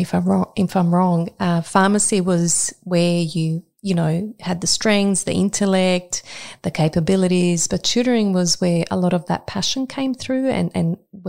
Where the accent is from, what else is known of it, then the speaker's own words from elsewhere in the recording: Croatia; moved away; I know certainly that was the case for me when I came from Croatia, although I was at a different age.